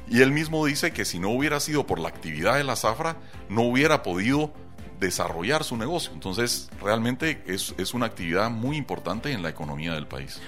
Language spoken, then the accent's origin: Spanish; Guatemala